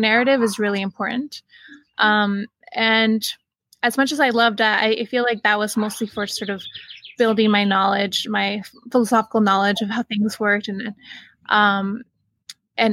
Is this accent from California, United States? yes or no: yes; Salinas, California, United States; also born or lived in San Jose, California; I was born in San Jose and I grew up in Salinas, California.